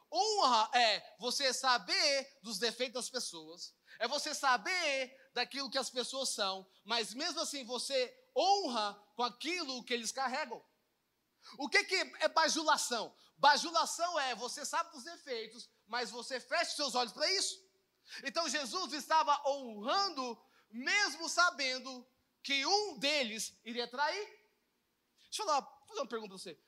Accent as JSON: {"language": "Portuguese", "town": "Goiânia", "region": "Goiás", "country": "Brazil", "said": "eu sou de Goiânia, tá, gente? Eu moro aqui"}